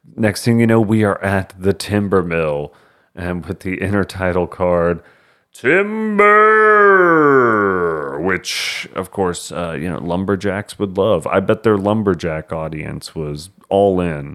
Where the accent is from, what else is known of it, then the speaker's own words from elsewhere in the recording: Texas, United States; we're from Texas